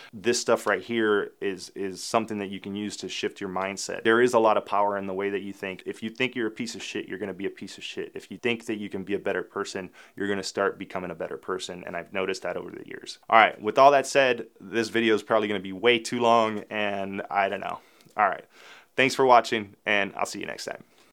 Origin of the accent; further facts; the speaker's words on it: Miami, Florida, United States; I grew up in Little Havana and Alapata in the nineties